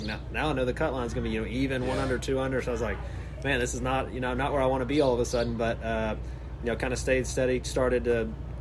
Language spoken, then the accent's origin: English; Olive Branch, Mississippi, United States; moved away; I grew up in Olive Branch right there.